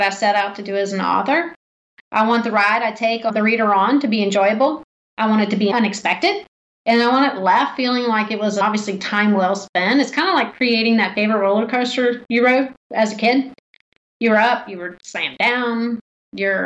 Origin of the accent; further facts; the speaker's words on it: Martinsburg, West Virginia, United States; also born or lived in Washington, D.C.; my hometown, Martinsburg, West Virginia